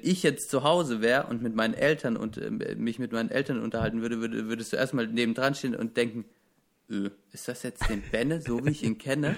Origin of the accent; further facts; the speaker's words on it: Baden-Württemberg, Germany; ich komme aus einem der verhasstes, also Baden-Württemberg ist mit Bayern das Bundesland, das in Deutschland am meisten gehasst wird